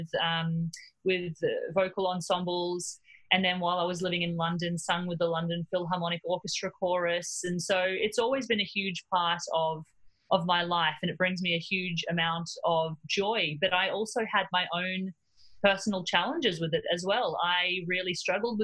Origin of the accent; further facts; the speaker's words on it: Cairns, Queensland, Australia; moved away as an adult; also born or lived in Melbourne; I grew up in Cairns in North Queensland